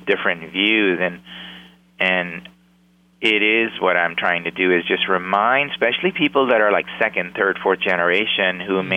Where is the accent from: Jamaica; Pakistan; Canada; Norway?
Pakistan; moved away as an adult; now in United States; I came from Pakistan at the age of 19, went to go to college